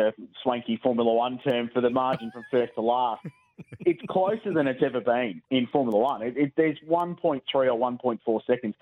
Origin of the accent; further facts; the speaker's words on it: Adelaide, South Australia, Australia; I grew up in Adelaide in the 85 to 95 era.